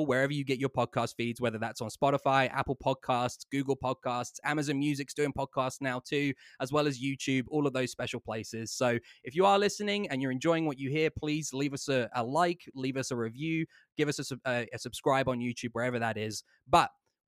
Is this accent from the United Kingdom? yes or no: yes; England, United Kingdom; moved away; I come from England